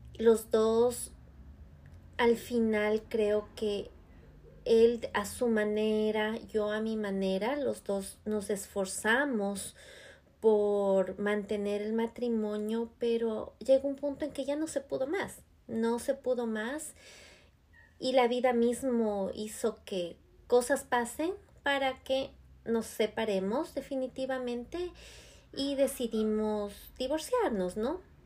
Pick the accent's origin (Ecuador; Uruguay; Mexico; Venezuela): Ecuador; moved away as an adult; now in United States; en mi país de Ecuador